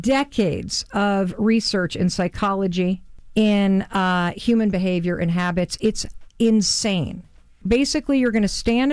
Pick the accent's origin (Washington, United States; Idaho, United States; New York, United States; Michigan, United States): Michigan, United States; Muskegon; I'm from Muskegon, Michigan.